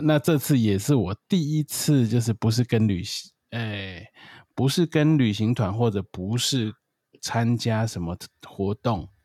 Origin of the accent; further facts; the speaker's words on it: Taiwan; 我是台湾人